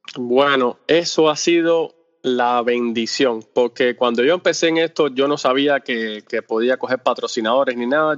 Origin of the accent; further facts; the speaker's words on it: Cuba; first language Spanish; el español es mi, idioma eh, principal, porque yo soy cubano.